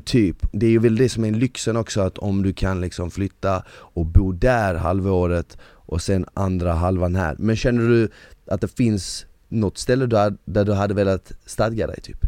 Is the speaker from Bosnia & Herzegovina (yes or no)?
yes; Bosnia & Herzegovina; now in Sweden; jag är född i Bosnien